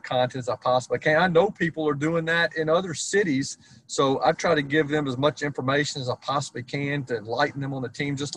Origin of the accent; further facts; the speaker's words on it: Nashville, Tennessee, United States; I grew up in Nashville, Tennessee.